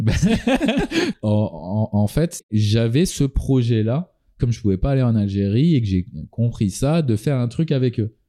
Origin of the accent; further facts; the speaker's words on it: eastern France, France; moved away as an adult; also born or lived in New Zealand / Australia; en tant que bon français de l'Est de la France, tendance germanique